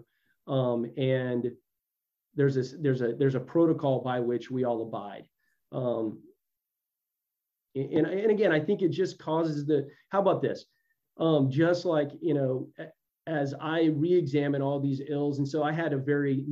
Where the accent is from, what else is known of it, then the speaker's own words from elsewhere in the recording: Texas, United States; I'm from Texas